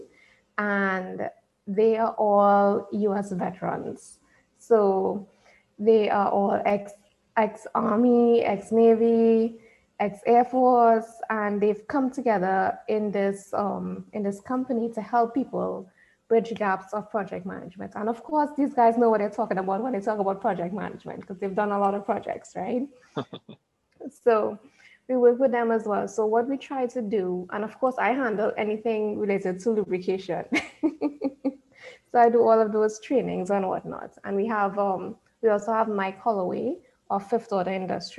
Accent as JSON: {"language": "English", "country": "Trinidad & Tobago", "accent": "Trini", "said": "I am from Trinidad and Tobago. You would hear the accent coming in there because what I've been told is that Trinis, that's what we call ourselves, we have a very distinctive accent"}